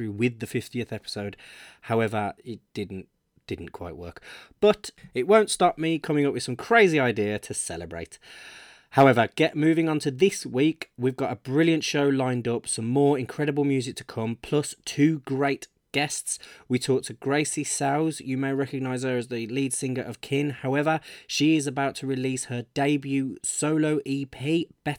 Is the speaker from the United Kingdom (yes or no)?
yes; Birmingham, West Midlands, United Kingdom; it's my hometown Birmingham